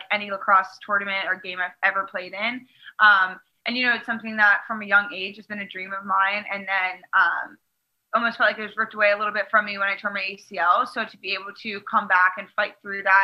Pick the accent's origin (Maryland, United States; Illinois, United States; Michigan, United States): Maryland, United States; my home state of Maryland